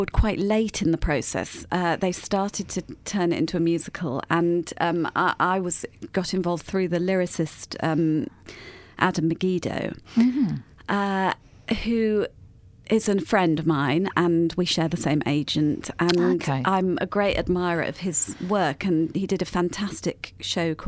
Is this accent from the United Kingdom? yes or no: yes; London, United Kingdom; I grew up in Muswell Hill